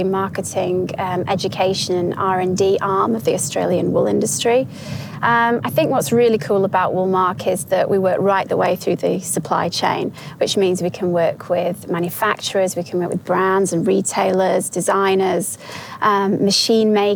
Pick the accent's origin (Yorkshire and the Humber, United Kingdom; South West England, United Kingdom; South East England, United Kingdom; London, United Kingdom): Yorkshire and the Humber, United Kingdom; I'm from Yorkshire, which is a well-known area of the UK